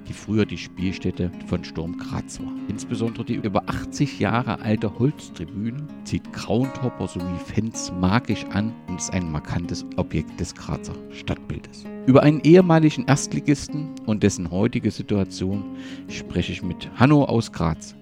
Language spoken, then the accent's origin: German; East Germany, Germany; als Ostdeutscher